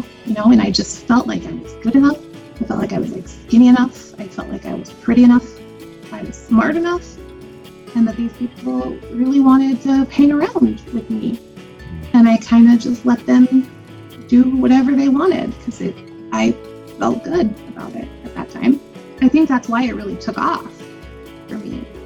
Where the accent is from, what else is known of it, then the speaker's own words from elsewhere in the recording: Lancaster, California, United States; I was brought up in Lancaster, California, which is like the last city going north in Los Angeles County